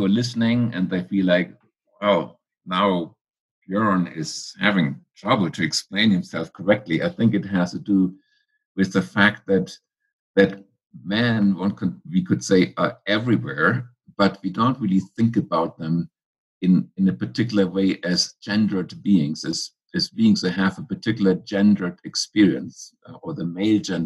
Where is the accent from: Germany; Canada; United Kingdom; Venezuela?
Germany; moved away as an adult; also born or lived in Philadelphia, United States; now in United States; I grew up in Germany, in post-war Germany. I came to the United States at age 24